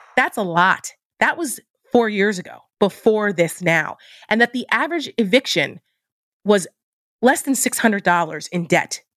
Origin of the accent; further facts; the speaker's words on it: New Jersey, United States; I'm from New Jersey